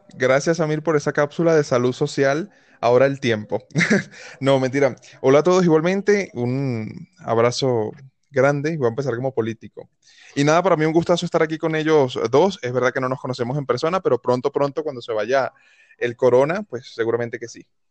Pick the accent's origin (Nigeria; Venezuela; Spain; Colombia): Venezuela; moved away as an adult; decidí salir de Venezuela